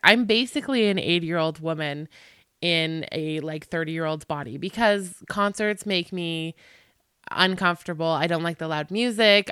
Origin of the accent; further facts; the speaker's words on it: Canada; I'm Canadian